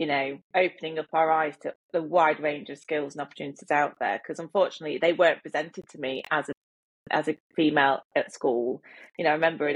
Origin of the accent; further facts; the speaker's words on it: Derbyshire, East Midlands, United Kingdom; moved away as an adult; also born or lived in Birmingham; my hometown of Derbyshire